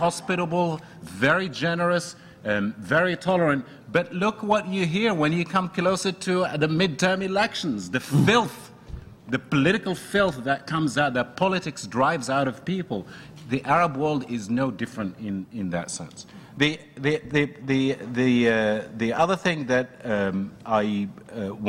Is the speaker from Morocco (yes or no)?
yes; Morocco; now in United States; I'm from Morocco